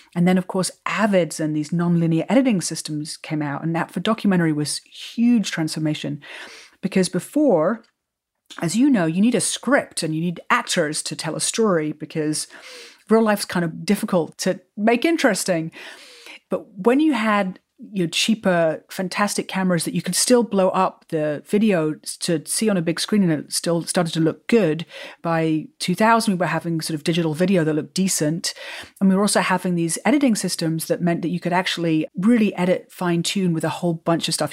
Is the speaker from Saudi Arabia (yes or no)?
no; England, United Kingdom; moved away as an adult; also born or lived in New York; now in California, United States; I grew up in England